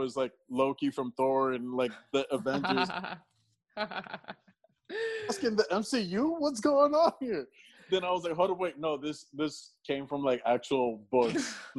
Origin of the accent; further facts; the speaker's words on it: New York, United States; now in Tampa, United States; as a New Yorker.